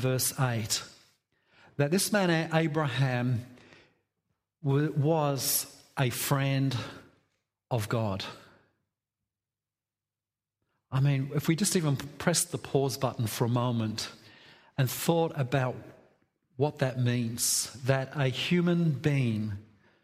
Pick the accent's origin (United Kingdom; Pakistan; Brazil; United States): United Kingdom; England; I'm English